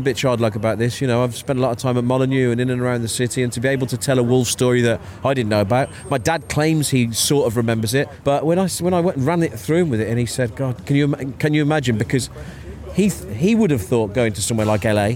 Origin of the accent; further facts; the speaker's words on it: Wolverhampton, West Midlands, United Kingdom; born or raised there